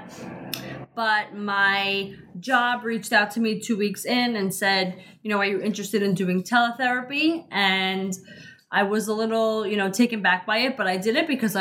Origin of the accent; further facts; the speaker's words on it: New York City, New York, United States; we're from Queens